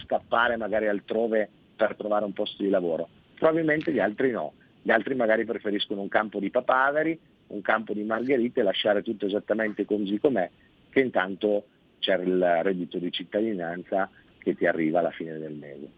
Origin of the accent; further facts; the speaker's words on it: Piedmont, Italy; Io sono piemontese